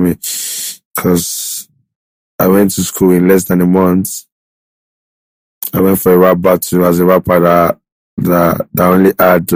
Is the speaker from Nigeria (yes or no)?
yes; Lagos, Nigeria; moved away; also born or lived in Ekiti State / Ikorodu / Abeokuta / England; I just grew up in one room in Mile 12 with one sister